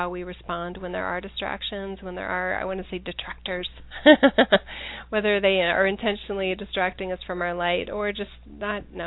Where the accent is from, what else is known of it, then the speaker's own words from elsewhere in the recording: United States; as an American